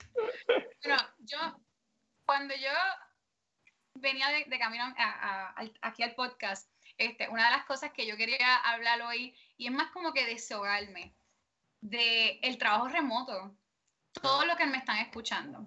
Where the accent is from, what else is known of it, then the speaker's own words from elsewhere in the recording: Puerto Rico; nosotros como puertorriqueños